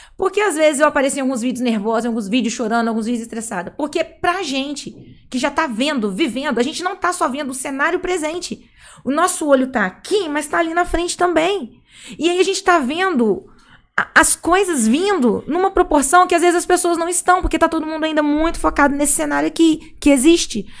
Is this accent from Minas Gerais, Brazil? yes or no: yes; Juiz de Fora, Minas Gerais, Brazil; Sou de Juiz de Fora, Minas Gerais